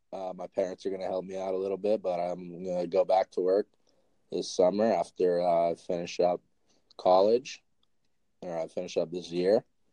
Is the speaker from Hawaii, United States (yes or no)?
no; Colorado, United States; I'm from Colorado